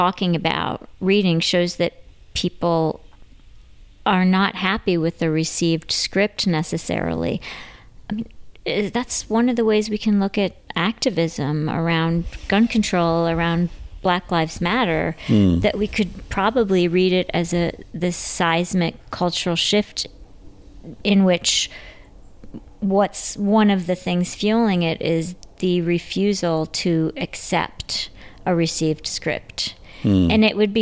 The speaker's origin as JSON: {"language": "English", "region": "Midwest", "country": "United States", "moved": "yes", "lives_now": "New York, United States", "said": "I'm from the Midwest"}